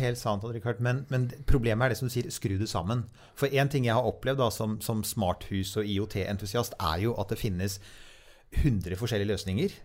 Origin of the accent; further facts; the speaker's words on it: Norway; vi som nordmenn